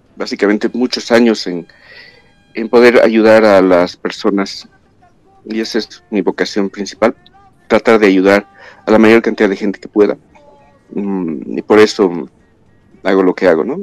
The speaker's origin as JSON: {"language": "Spanish", "region": "La Paz", "country": "Bolivia", "tie": "born or raised there", "said": "nací en La Paz, viví en La Paz"}